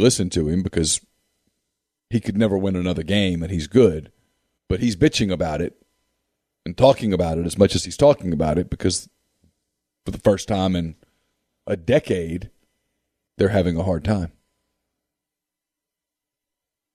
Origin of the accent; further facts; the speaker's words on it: Ruston, Louisiana, United States; I grew up in Ruston.